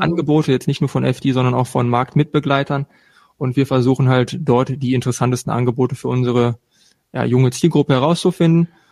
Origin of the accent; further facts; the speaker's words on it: eastern Ruhr area, North Rhine-Westphalia, Germany; östliches Ruhrgebiet mit Charme und Benehmen, wenn man es braucht